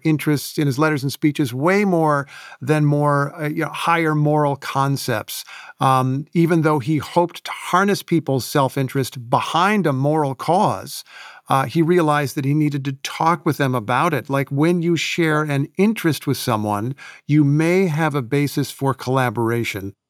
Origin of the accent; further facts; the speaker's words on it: Indiana, United States; moved away; I grew up in Indiana